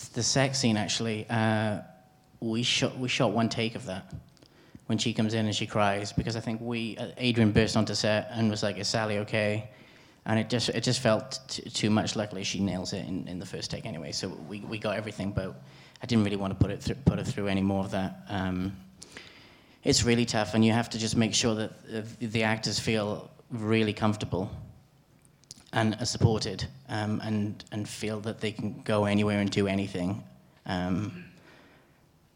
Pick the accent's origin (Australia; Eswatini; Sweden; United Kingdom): United Kingdom; Wales; It's a Welsh story for me, and those little things is, I suppose, it's where I'm from